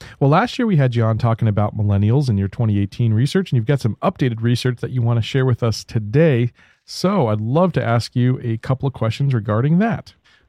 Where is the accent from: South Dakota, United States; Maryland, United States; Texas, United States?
Maryland, United States; Baltimore; moved away; I can't wait to go back home to Baltimore, where I grew up as a kid.